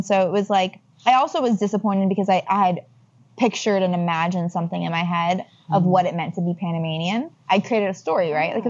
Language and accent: English; Nashville, Tennessee, United States; moved away as an adult; now in Los Angeles, United States; growing up in Nashville, Tennessee